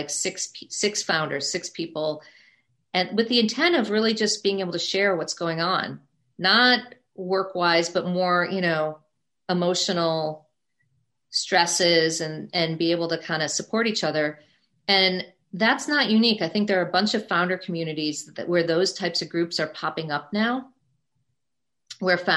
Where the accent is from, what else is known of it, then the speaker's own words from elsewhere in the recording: Midwest, United States; moved away as an adult; also born or lived in New York City / Indiana; now in New York, United States; I grew up in the Midwest, as I mentioned. I went to school in the Midwest at Indiana University